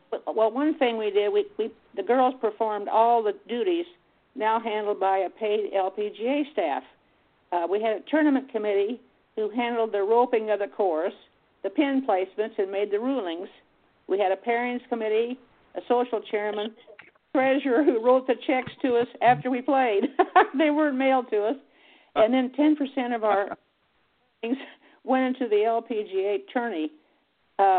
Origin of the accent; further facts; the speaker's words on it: Wichita, Kansas, United States; my hometown of Wichita, Kansas